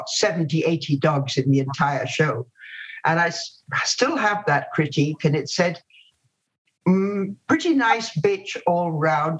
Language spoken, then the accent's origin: English; Guyana; moved away; also born or lived in India / Jamaica; I then grew up in British Guiana, as it was then